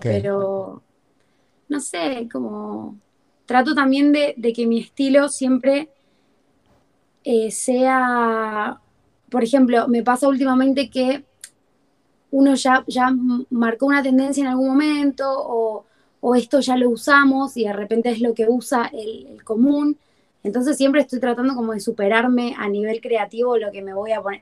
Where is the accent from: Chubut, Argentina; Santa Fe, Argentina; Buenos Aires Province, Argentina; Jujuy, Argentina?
Jujuy, Argentina; Libertador General San Martín; moved away as an adult; also born or lived in Fraile Pintado, Argentina; now in Buenos Aires, Argentina; mi provincia, que es Jujuy